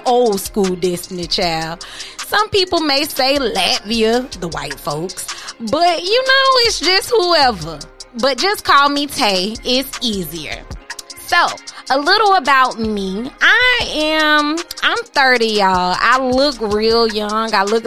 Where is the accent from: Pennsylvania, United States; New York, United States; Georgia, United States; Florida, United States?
Florida, United States; I'm a native here in Florida